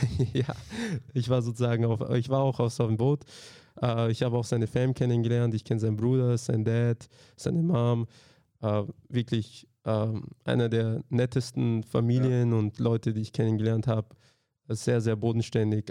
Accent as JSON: {"language": "German", "country": "Austria", "tie": "born or raised there", "also_born_or_lived": "Slovakia", "said": "ich bin halt in Österreich aufgewachsen"}